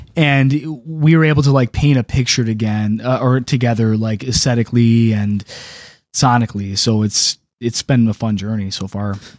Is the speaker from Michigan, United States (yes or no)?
yes; Detroit, Michigan, United States; also born or lived in Macomb County; originally, um, like, East Metro Detroit, I've lived up and down Gratiot Avenue